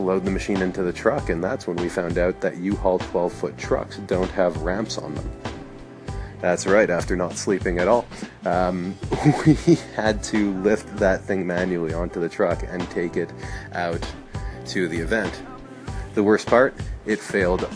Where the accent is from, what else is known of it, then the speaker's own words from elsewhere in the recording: Montreal, Quebec, Canada; also born or lived in New York; we came back to my hometown of Montreal